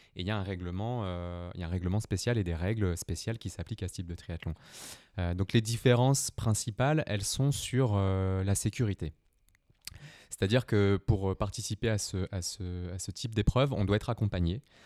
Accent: Brittany, France; je viens de la Bretagne, donc j'étais, j'étais plutôt dans l'eau tous les étés

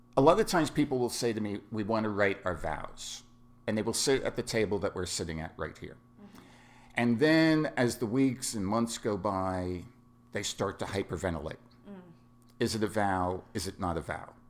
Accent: New York City, New York, United States; moved away; also born or lived in Southern California; I was born and raised in New York City, and I am what is known as Bronx Irish Catholic.

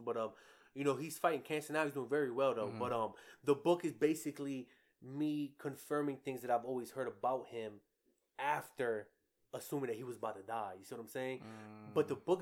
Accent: New York, United States; We're from New York, so my father, like, survived that whole crack epidemic

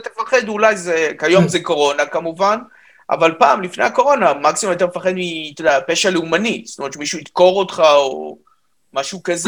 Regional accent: Israel; אני ישראלי דרך אגב לגמרי, אז אני לא, לא עליתי מצרפת

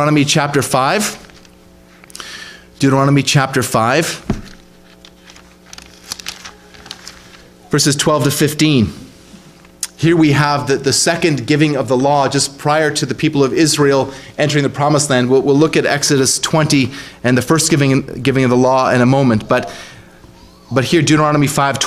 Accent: Ontario, Canada; when I was a kid growing up in Ontario

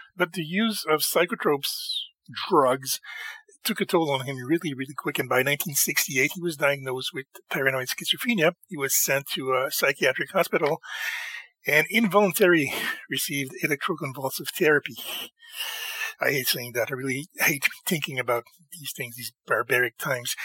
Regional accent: Canada

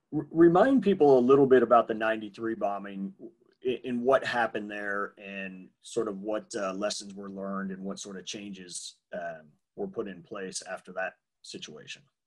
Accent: New York, United States; I grew up in New York, but not the city

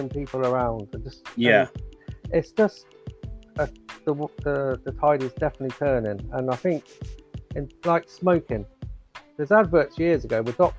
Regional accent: Oxford, South East England, United Kingdom; moved away as an adult; now in Ireland; I'm living in Ireland at the moment. I'm from Oxford

